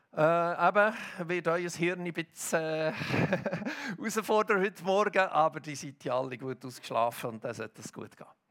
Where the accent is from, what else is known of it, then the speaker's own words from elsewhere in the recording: Hilterfingen, Bern, Switzerland; Ich bin ja in Hitterfing aufgewachsen